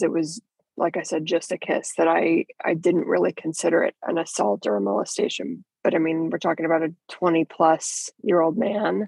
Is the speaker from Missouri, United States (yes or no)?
yes; Kansas City, Missouri, United States; I grew up in Kansas City. People often say Kansas or Missouri, and it's really both because the city is divided down the middle by the state line, so you go back and forth all day. But that's where I was raised